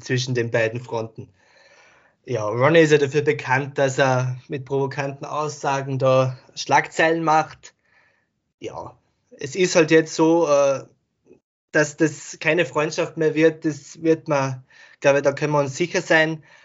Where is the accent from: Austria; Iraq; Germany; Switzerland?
Austria; Ich komme ja aus Österreich